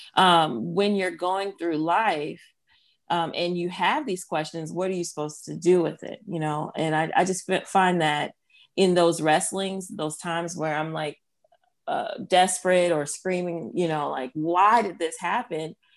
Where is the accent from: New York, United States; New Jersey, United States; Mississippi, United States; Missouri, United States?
New Jersey, United States; now in Wake Forest, United States; I am of Haitian descent. My parents are both Haitian, and I'm from New Jersey.